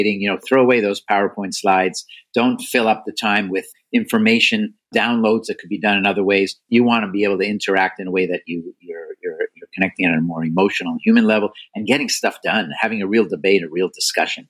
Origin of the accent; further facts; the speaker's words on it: Canada; now in United States; I'm Canadian by birth and still loyal to Canada, especially their hockey teams